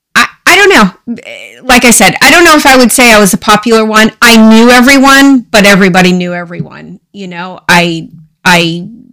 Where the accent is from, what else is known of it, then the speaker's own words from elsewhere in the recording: Dexter, Maine, United States; I was uh, born and raised in Dexter, Maine